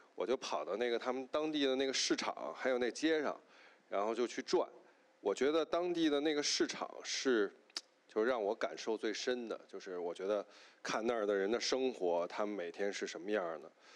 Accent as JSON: {"language": "Chinese", "region": "northern China", "country": "China", "said": "因为我本身是北方人"}